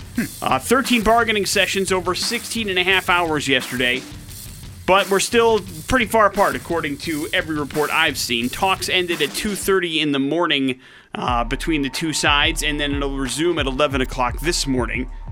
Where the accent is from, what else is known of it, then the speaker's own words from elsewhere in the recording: Wisconsin, United States; growing up in Wisconsin